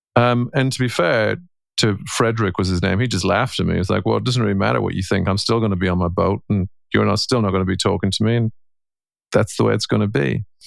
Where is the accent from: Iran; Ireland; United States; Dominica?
Ireland; I'm an Irishman and I'm a husband and a father and I'm a coach.